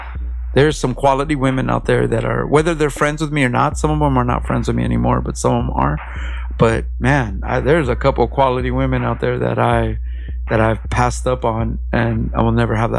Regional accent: Los Angeles, California, United States; moved away as an adult; now in Long Beach, United States; I'm an LA underground hip-hop artist, and we're currently in Long Beach, California. I'm from Mid-City, but I've been in Long Beach for a couple years now.

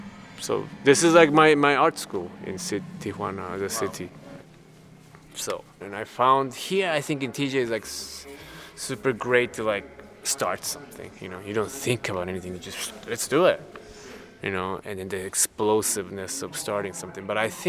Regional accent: Osaka, Japan; also born or lived in Chicago; now in Germany; Yes, I was born in Japan, in Osaka.

